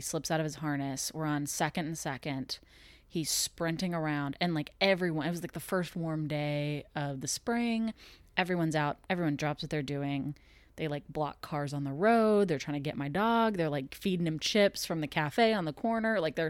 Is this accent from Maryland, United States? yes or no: no; Texas, United States; Yeah, I'm originally from Texas. But we've moved, I mean, I've moved personally probably 20 times in my life.